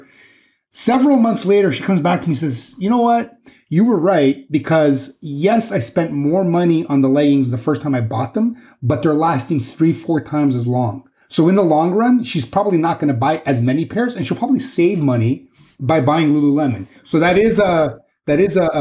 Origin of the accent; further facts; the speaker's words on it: Canada; I'm Canadian.